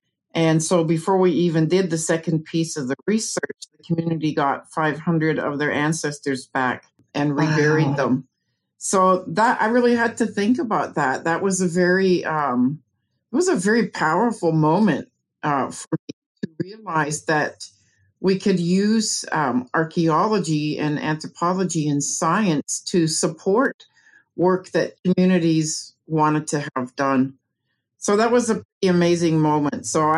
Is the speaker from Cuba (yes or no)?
no; Canada; moved away as an adult; now in United States; Well, I moved to the USA from Canada, I think it was in 1995, as a way to find an area where my son had really bad asthma and allergies, where he could live better. And we ended up in the Ozarks